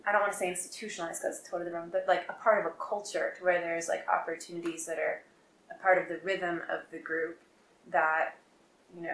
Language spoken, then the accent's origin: English; New York, United States; I'm from New York